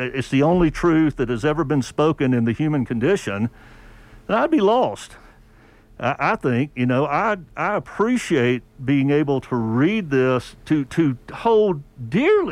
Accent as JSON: {"language": "English", "region": "the South", "country": "United States", "tie": "born or raised there", "said": "I grew up in the South"}